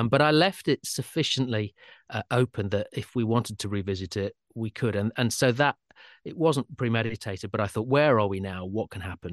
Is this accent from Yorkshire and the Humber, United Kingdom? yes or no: yes; Sheffield, Yorkshire and the Humber, United Kingdom; I'm from Sheffield